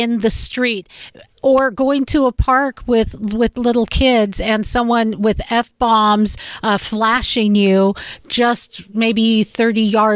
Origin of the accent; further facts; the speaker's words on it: Seattle, Washington, United States; I'm from Seattle